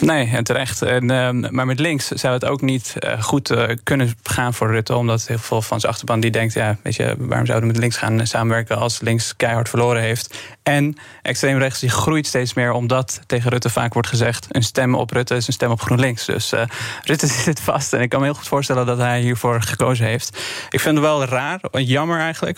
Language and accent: Dutch; Afghanistan; now in Netherlands; Ik kom zelf uit Afghanistan, 2002 naar Nederland gekomen